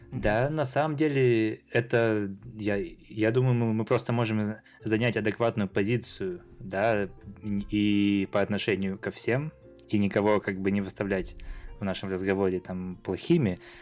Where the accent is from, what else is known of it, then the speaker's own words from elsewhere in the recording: southern Siberia, Russia; я там родился вообще в, в Сибири, в, на юге Сибири, то есть даже не в Новосибе, а прям в поселке